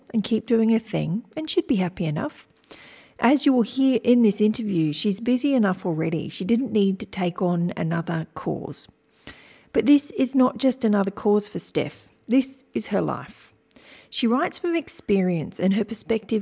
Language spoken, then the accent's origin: English; Wiradjuri country, New South Wales, Australia; I was born on Wiradjuri country